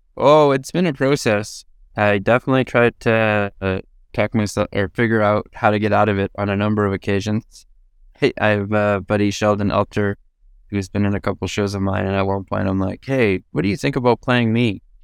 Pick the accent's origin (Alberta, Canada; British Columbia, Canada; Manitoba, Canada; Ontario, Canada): Alberta, Canada; Edmonton; now in Toronto, Canada; I'm from Edmonton, but I live in Toronto.